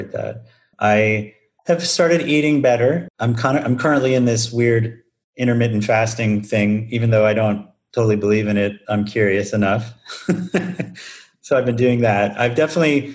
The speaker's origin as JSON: {"language": "English", "region": "Northeast", "country": "United States", "tie": "born or raised there", "moved": "as an adult", "lives_now": "Madison, United States", "said": "I grew up in the Northeast"}